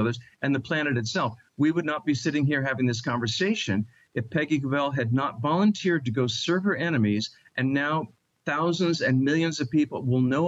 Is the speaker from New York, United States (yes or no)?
yes; Long Island, New York, United States; I'm a native New Yorker. I was born in Long Island, New York